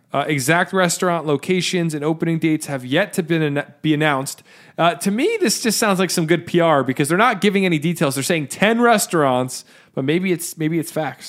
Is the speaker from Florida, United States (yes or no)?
no; New Jersey, United States; we're from Jersey